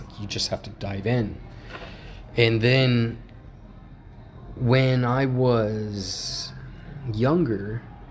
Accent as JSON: {"language": "English", "town": "Yuma", "region": "Arizona", "country": "United States", "tie": "born or raised there", "also_born_or_lived": "Sedona", "moved": "as an adult", "said": "growing up in Yuma"}